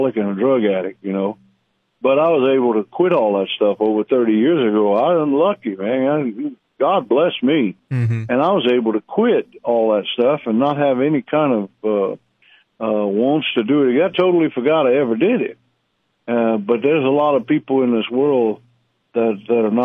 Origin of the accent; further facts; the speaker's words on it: South Louisiana, United States; I'm from South Louisiana